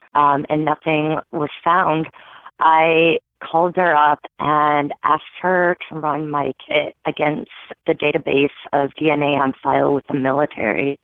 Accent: Michigan, United States; born or raised there

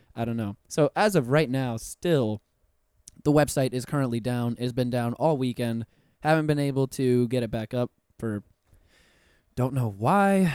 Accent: Puerto Rico; now in Orlando, United States; I'm puertorriqueño myself, so I'm, I'm also from the Caribbean

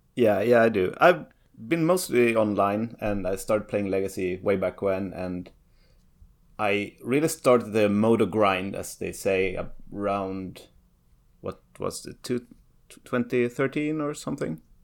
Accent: Sweden; I'm from, yeah, well, Sweden

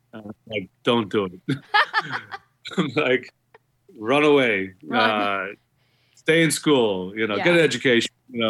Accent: Guyana; born there; Yeah, I was born in Guyana. My parents were born in Guyana, their parents.

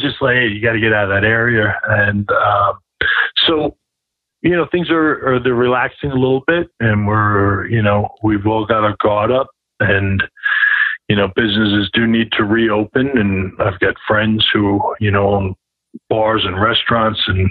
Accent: New York, United States; as a New Yorker

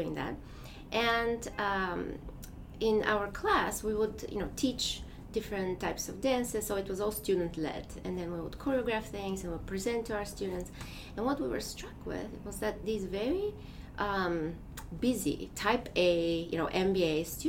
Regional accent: Bulgaria; English is a second language; moved away as an adult; now in United States; I am from Bulgaria. And so I grew up there

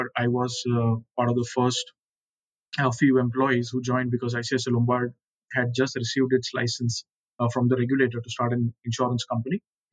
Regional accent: Mumbai, Maharashtra, India; Mumbai was sort of any other regular middle class life for us. School was nearby. Father worked nearby.

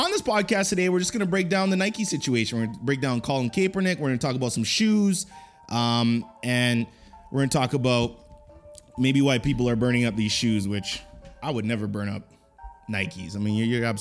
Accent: Canada; I'm Canadian, I'm not American

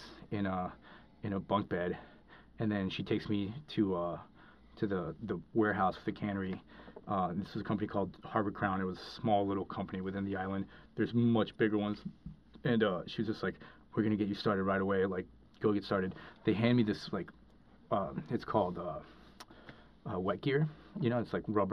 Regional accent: Cali, Valle del Cauca, Colombia; moved away; when I grew up in Colombia, I grew up in, lived in the city of Cali in Colombia

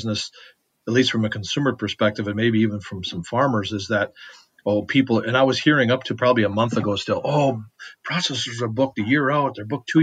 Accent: Westby, Wisconsin, United States; I'm from Westby

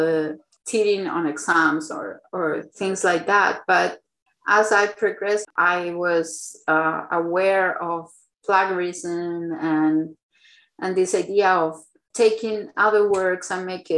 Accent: Chile; moved away; I am from Chile

